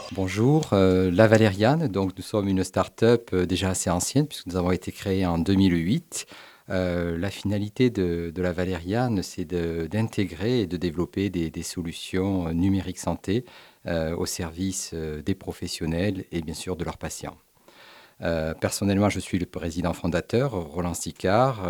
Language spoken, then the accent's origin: French; Montpellier, Occitania, France; on est natif de Montpellier, vous comprenez, j'ai pendant 17 ans été à la direction générale de l'Institut cancer de Montpellier, donc c'est une ville à laquelle je suis particulièrement attaché. J'ai fait mes études également ici à Montpellier